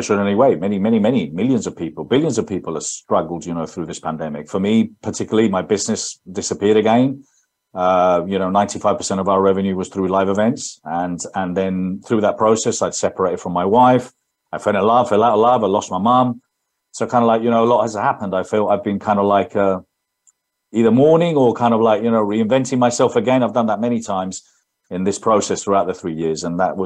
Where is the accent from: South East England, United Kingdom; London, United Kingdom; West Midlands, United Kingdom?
London, United Kingdom; accent: English; now in Spain; So I was born in London, brought up there. That's my English accent, but I lived in Spain all my life.